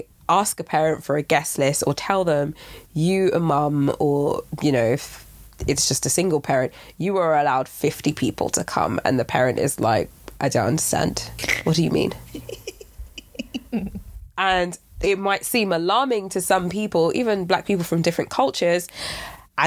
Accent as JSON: {"language": "English", "country": "Nigeria", "said": "I'm Nigerian"}